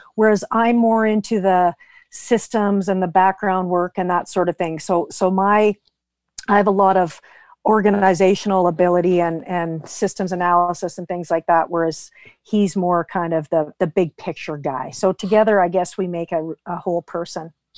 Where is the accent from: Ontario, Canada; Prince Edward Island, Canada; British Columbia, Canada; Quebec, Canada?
British Columbia, Canada; Vernon; also born or lived in Vancouver; I was born in Vernon, left when I graduated high school.